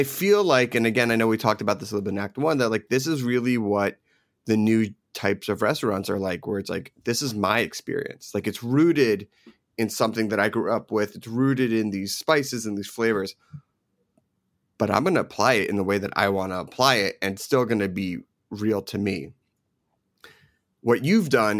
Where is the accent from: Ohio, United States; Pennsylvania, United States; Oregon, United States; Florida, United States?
Pennsylvania, United States; Philadelphia; also born or lived in New Jersey / New York; I grew up in Philadelphia and Jersey, New York.